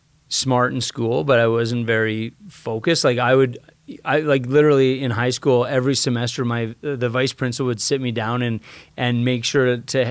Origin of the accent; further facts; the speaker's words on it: Red Deer, Alberta, Canada; So I grew up in Red Deer, Alberta. So an hour and a half north of here.